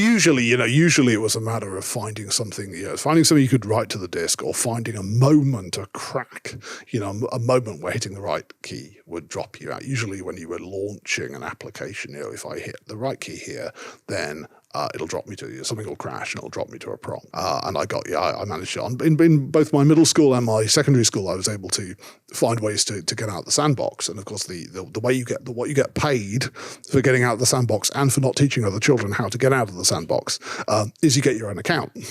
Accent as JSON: {"language": "English", "region": "Yorkshire and the Humber", "country": "United Kingdom", "tie": "born or raised there", "said": "I grew up in Yorkshire"}